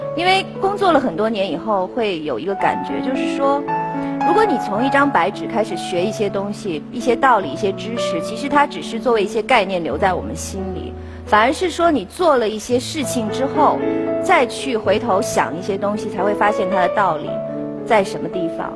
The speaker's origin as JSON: {"language": "Chinese", "region": "Beijing", "country": "China", "tie": "born or raised there", "said": "我小时候在北京市少年宫学的是书法"}